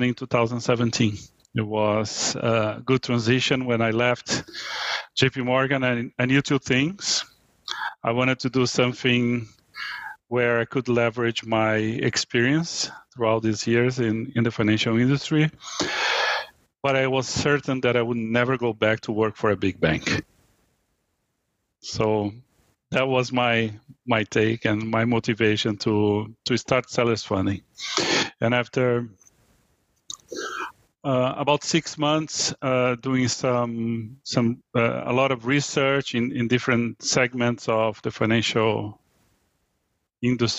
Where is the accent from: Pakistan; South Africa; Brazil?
Brazil; moved away as an adult; now in United States; I was born in Brazil. I moved to the U.S. 23 years ago